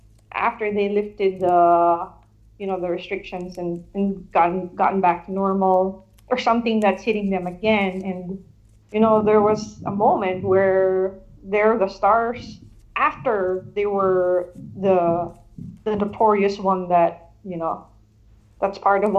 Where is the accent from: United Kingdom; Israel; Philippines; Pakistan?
Philippines; moved away as an adult; now in San Francisco, United States; I was born and raised in the Philippines, and in the province.